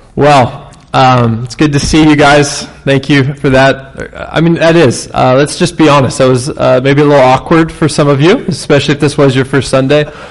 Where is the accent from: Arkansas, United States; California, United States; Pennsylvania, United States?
California, United States; Los Angeles; We are from Los Angeles